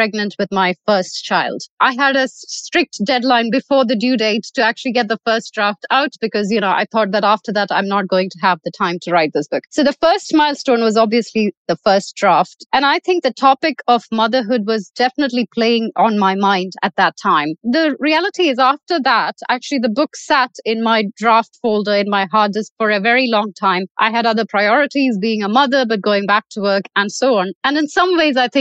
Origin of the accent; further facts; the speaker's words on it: Kerala, India; now in Dubai, United Arab Emirates; I was born in Kerala, but since then I've lived in 9 different countries across 3 different continents